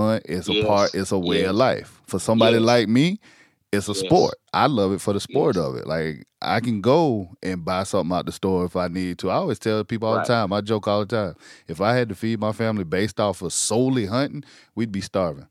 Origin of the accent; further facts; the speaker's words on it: South Carolina, United States; I grew up in South Carolina, you know, grew up in the country